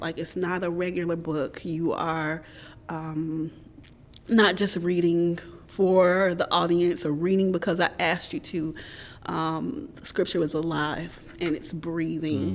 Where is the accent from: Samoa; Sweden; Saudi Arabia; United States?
United States; Middle Tennessee; moved away as an adult; also born or lived in Nashville, Tennessee / Columbia, Tennessee; now in Knoxville, United States; I grew up in Middle Tennessee. Um, so spent elementary school formative years in Nashville. Uh-oh and um, middle school, high school, about 45 minutes south in Columbia, Tennessee